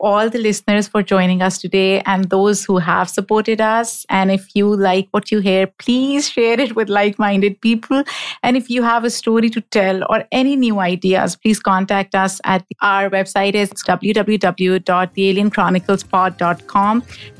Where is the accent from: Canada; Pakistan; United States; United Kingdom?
Pakistan; I'm from Pakistan.